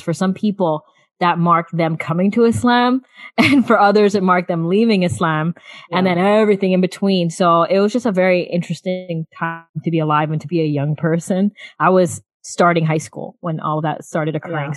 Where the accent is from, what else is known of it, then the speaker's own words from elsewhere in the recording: South Florida, United States; many age brackets um, of my life growing up in South Florida